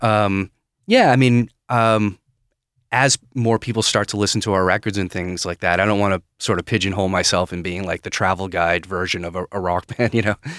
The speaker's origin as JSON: {"language": "English", "region": "Maine", "country": "United States", "also_born_or_lived": "Edinburgh, United Kingdom", "moved": "as an adult", "said": "I'm from, uh, Maine"}